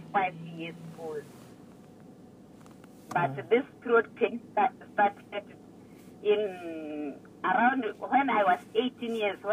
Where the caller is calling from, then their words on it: Botswana; I'm calling from Botswana.